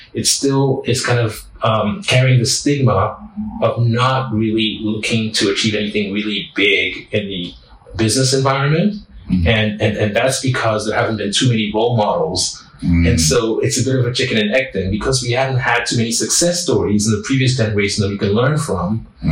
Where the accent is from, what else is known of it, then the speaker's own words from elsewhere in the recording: Lomé, Maritime, Togo; moved away; I'm a boy from Lomé. I was raised as a francophone, yet my entire career has been in the English speaking world.